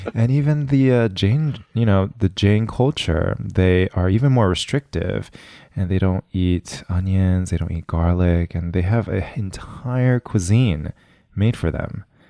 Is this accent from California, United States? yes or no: yes; West Covina, California, United States; my hometown of West Covina